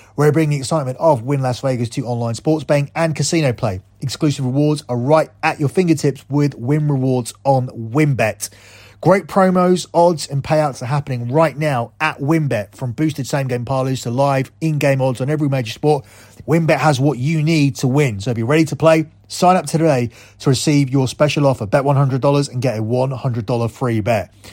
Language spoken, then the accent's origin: English; England, United Kingdom; I am English